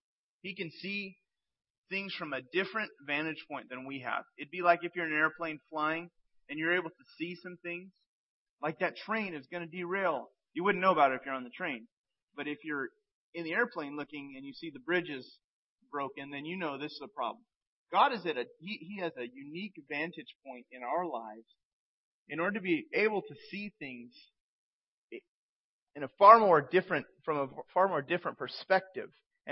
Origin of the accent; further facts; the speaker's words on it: San Jose, California, United States; born there; But I was born in San Jose, Northern California, and my parents were a part of a church called Foxworthy Baptist Church. And I was there in this church until I was age 4, and then my family moved away to another city.